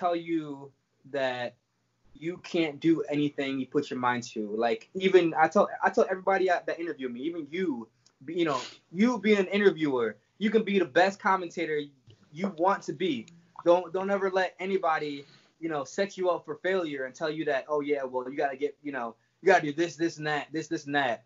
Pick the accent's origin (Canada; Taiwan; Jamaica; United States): Jamaica; I was born in Jamaica